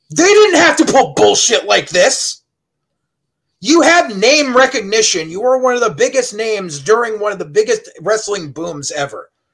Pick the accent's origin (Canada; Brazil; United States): United States; Southington, Connecticut; I grew up in Southington High